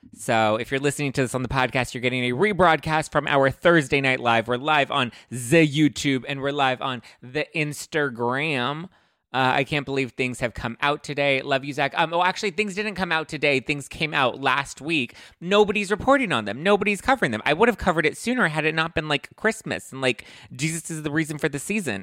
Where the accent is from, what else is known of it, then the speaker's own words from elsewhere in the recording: Los Angeles, California, United States; I'm from East LA.